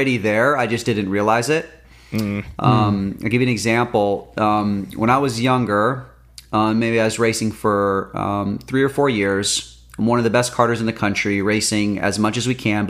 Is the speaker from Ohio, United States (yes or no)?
no; California, United States; We're from California